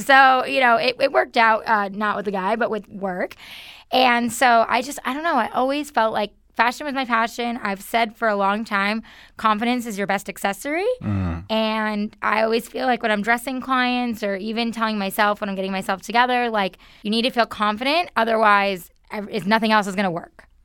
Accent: New York, United States; moved away as an adult; I'm originally from New York

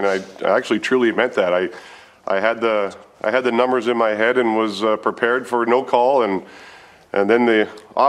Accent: Canada; As a Canadian, it was a proud moment for me to represent my country

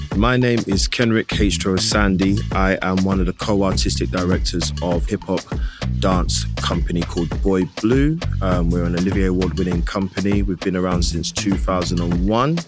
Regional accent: London, United Kingdom; I am a British born East London man with Grenadian heritage.

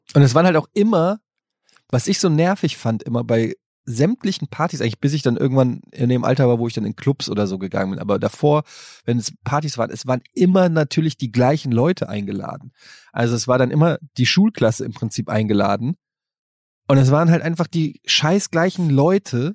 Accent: Germany; in der Großstadt wo ich groß geworden bin

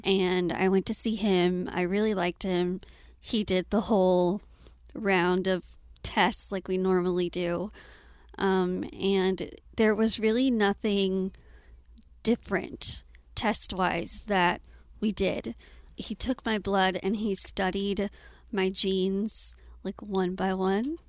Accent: Austin, Texas, United States; I was born and raised in Austin

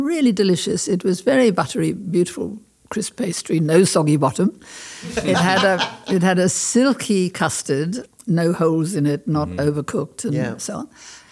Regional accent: South Africa; moved away as an adult; also born or lived in France; I was born in South Africa. And I lived a very white, privileged, it was apartheid time

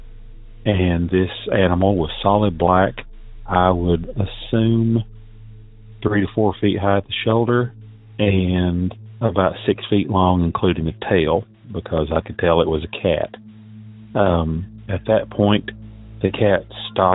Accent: Southeast Tennessee, United States; I'm from Southeast Tennessee

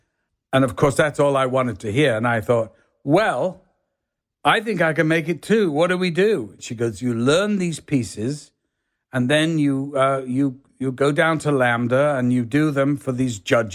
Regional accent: Liverpool, North West England, United Kingdom; accent: northern; And actually, so I learned to get rid of my northern accent to be an actor.

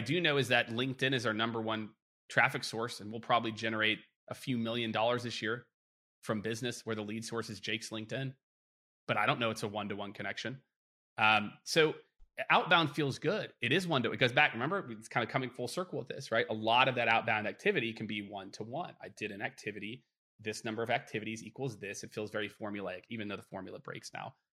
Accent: Midwest, United States; growing up in the Midwest

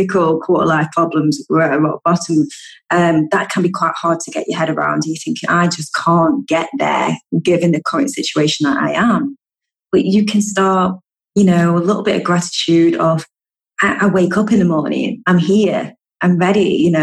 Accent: United Kingdom; I'm such a Brit. I love a good cup of tea. We love a good brew in the UK.

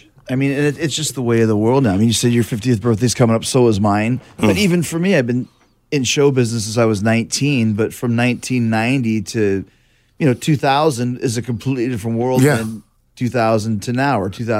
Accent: Canada; I'm a Canadian.

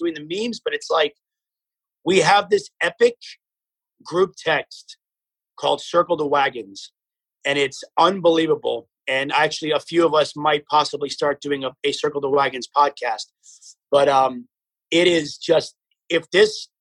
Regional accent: Boynton Beach, Florida, United States; moved away as an adult; also born or lived in Las Vegas, Nevada; now in California, United States; I grew up in Boynton.

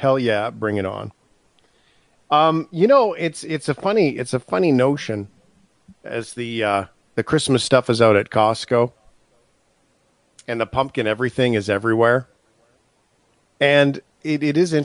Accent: Canada; being a Canadian

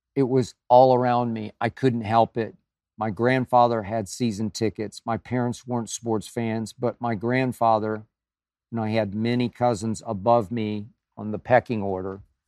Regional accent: Oklahoma City, Oklahoma, United States; moved away as an adult; also born or lived in Nashville, Tennessee; So many of my friends I grew up with stayed in Oklahoma, Oklahoma City, Tulsa.

